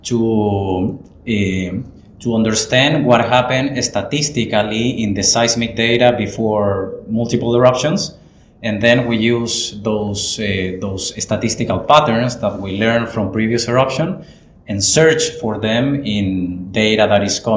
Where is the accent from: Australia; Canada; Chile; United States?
Chile; English is a second language; moved away as an adult; now in Christchurch, New Zealand; Hi guys, I'm a postdoc at the University of Canterbury, I'm originally from Chile